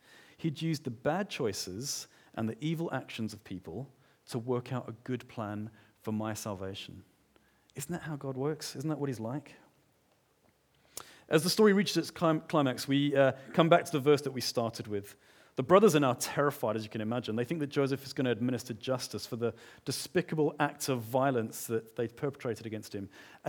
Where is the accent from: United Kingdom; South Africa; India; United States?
South Africa; Johannesburg, Gauteng; I grew up in Johannesburg. My parents separated when I was quite young, and we went through times of feast and times of famine.